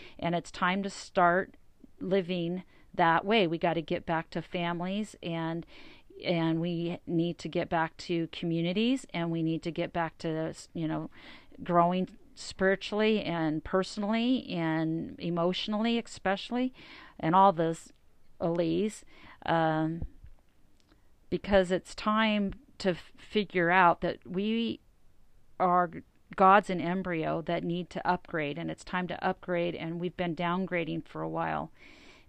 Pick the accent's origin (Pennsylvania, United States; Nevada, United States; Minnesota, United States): Nevada, United States; Las Vegas; I'm from Vegas